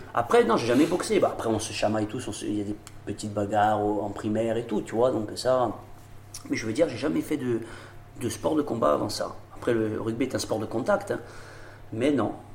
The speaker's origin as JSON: {"language": "French", "town": "Olmi-Cappella", "region": "Corsica", "country": "France", "said": "je suis d'Olmicapé, j'habite Olmicapé là, dans le Yonsagne"}